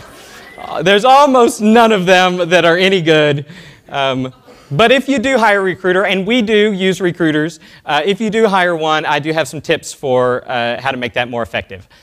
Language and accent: English; Austin, Texas, United States; from Austin, Texas, my hometown